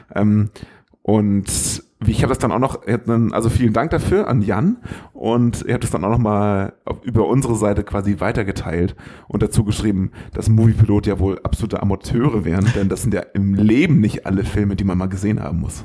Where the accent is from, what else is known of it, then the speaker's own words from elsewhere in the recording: the North, Northern Germany, Germany; wir kommen aus dem Norden, da sagt man Moin